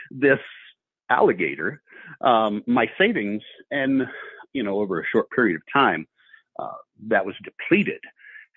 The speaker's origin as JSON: {"language": "English", "region": "Ohio", "country": "United States", "tie": "born or raised there", "also_born_or_lived": "Houston, Texas", "moved": "as an adult", "said": "my wife and I were both born and raised in Ohio"}